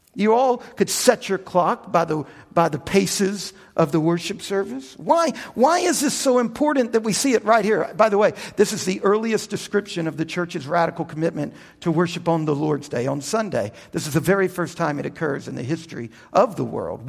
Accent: United States; also born or lived in Louisiana / Texas; I grew up in the Bible Belt down in Louisiana and in Texas as a Baptist

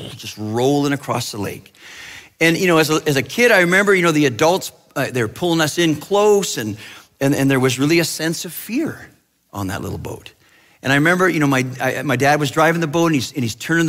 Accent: British Columbia, Canada; I grew up in Western Canada, in British Columbia, and in a small town where we lived on this beautiful, beautiful lake called the Shuswap Lake

